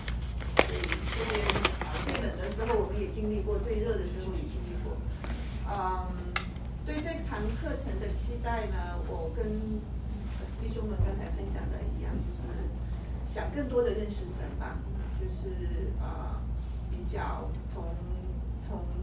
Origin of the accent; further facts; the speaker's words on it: Chengdu, Sichuan, China; also born or lived in Canada; now in Dallas, United States; 我老家四川成都，